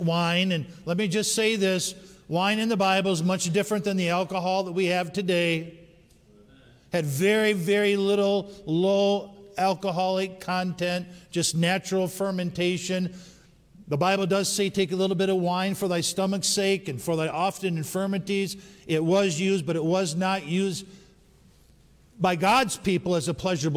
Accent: Upper Peninsula of Michigan, United States; moved away; we were raised in the Upper Peninsula of Michigan

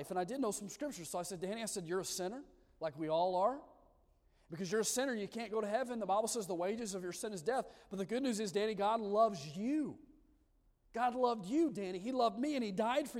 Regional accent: Odenville, Alabama, United States; moved away as an adult; also born or lived in Lancaster, California; I'm from Odenville, Alabama, a little podunk town

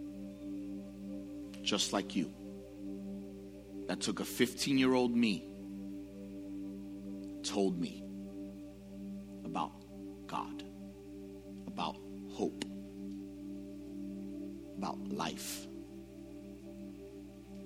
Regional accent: New York City, New York, United States; growing up in the Bronx, I struggled with understanding identity

